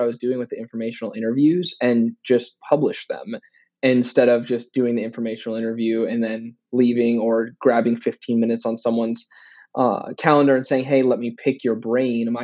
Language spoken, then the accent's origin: English; Phoenix, Arizona, United States; moved away as an adult; also born or lived in Miami; now in New York, United States; born and raised in Phoenix